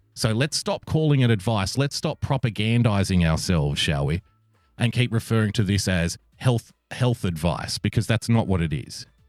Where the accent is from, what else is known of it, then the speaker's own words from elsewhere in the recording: Sydney, New South Wales, Australia; this is my hometown of Sydney, little old Sydney town